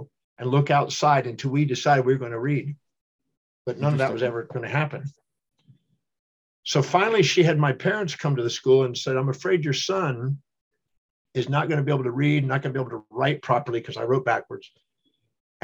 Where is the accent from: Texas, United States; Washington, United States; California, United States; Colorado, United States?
Texas, United States; Houston; I was born in 1954 in Houston, Texas